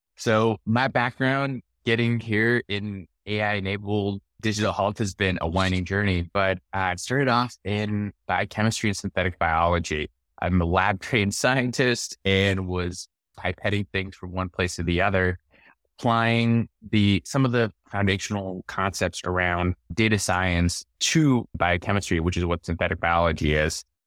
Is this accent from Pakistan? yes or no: yes; Lahore, Punjab, Pakistan; also born or lived in Arkansas, United States; now in United States; I was born and raised in Lahore, Pakistan